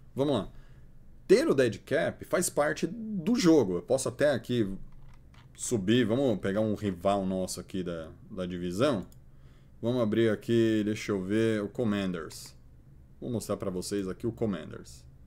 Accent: Santo André, São Paulo, Brazil; eu sou de Santo André

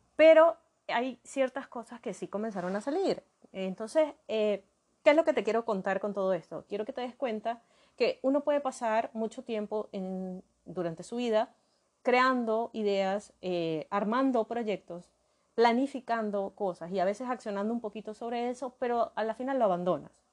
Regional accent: Maracaibo, Zulia, Venezuela; yo nací en Maracaibo, Venezuela, Maracaibo, Estado Zulia, en Venezuela

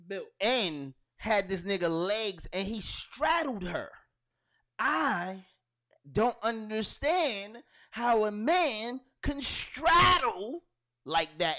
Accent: Brooklyn, New York, United States; I'm from Brooklyn

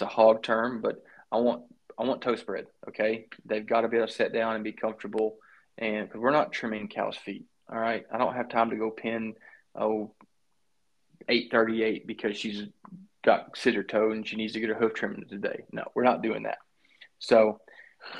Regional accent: South Texas, United States; Growing up in South Texas

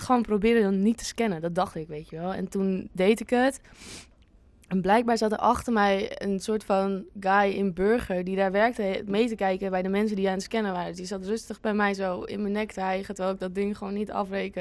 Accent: Winkel, North Holland, Netherlands; now in Amsterdam, Netherlands; het heet Winkel, waar ik vandaan kom

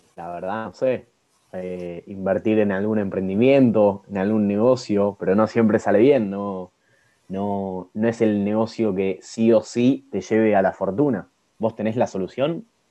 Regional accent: Argentina; siendo argentino y bien nacionalista como lo soy

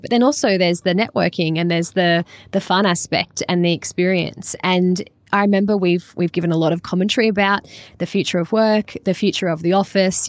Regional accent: Australia; I'm from Australia

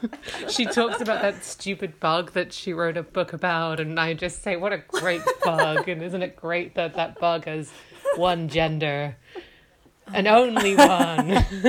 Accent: England, United Kingdom; I'm actually from England, but my entire family's from Dublin.

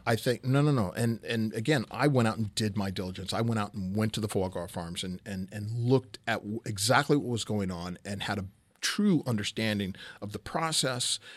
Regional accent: Southern California, United States; moved away; I'm originally from Southern California

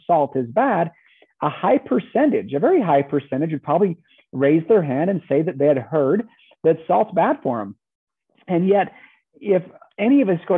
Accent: Southern Utah, United States; I grew up in Southern Utah, kind of Southern Central Utah.

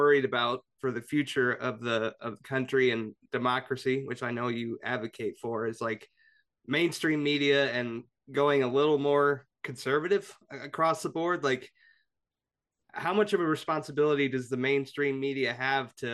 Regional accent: Indianapolis, Indiana, United States; I'm from Indianapolis

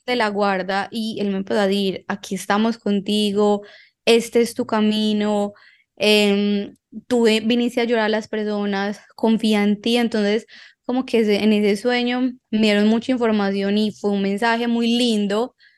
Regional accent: Envigado, Antioquia, Colombia; yo crecí en Envigado

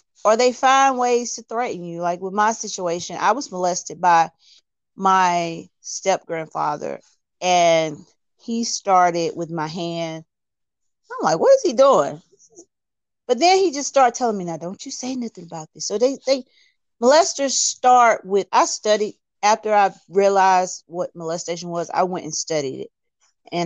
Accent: Alabama, United States; I'm from Alabama.

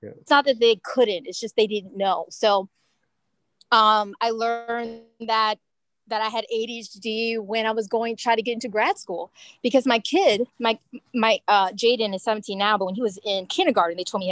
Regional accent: Maryland, United States; also born or lived in New York; I was born here, born and raised in Maryland

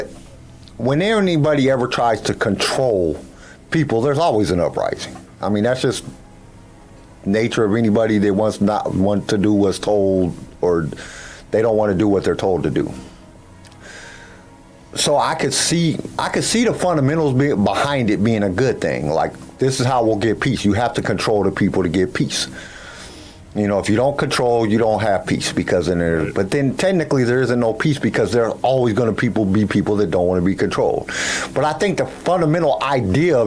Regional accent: United States; as an American

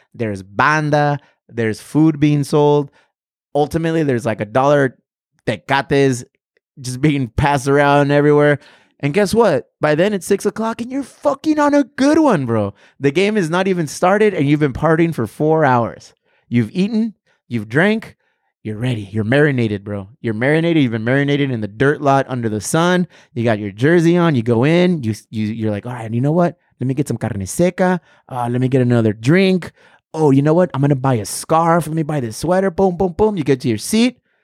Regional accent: Chula Vista, California, United States; I'm from Chula Vista

